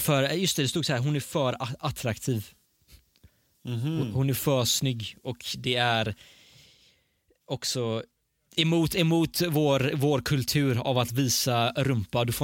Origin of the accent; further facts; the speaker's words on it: Sweden; born there; Ja, jag är född i Sverige.